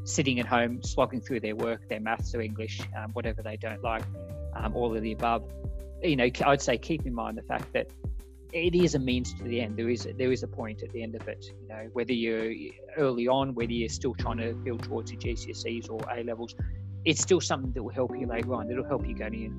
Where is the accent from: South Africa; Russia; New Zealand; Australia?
Australia; moved away; As an Australian